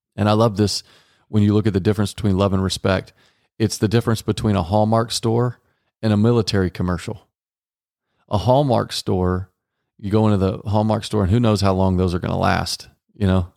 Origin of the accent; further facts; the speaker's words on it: Dallas, Texas, United States; I was raised in Texas, Dallas, Texas